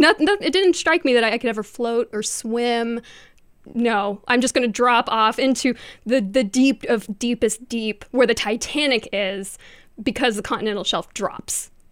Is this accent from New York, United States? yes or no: no; Ohio, United States; I grew up in Ohio